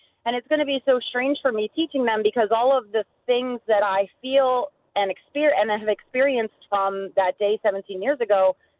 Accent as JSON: {"language": "English", "region": "Maryland", "country": "United States", "moved": "yes", "lives_now": "Ohio, United States", "said": "I teach in Ohio now, but I'm from Maryland."}